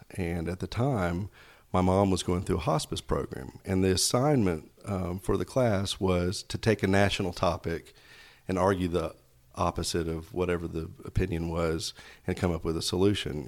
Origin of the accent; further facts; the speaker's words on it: Knoxville, Tennessee, United States; moved away as an adult; also born or lived in Snellville, Georgia; now in Georgia, United States; I grew up in Knoxville, Tennessee